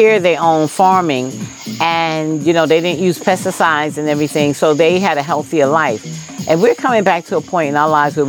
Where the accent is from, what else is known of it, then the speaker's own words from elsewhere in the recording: New York City, New York, United States; moved away as an adult; now in Georgia, United States; I lived in New York on the Upper East Side after growing up in Harlem.